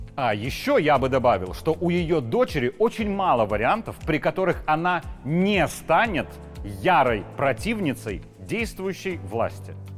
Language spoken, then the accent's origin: Russian; Belarus; Я такой же, как и все мы, белорусы